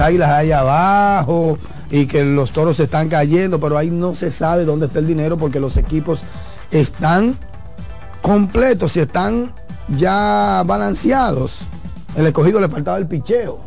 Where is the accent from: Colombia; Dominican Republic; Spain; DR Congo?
Dominican Republic; Somos dominicanos